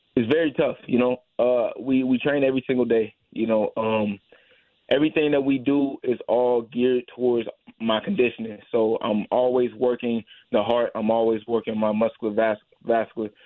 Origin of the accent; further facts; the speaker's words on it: St. Louis, Missouri, United States; I grew up in St. Louis. I was born and raised here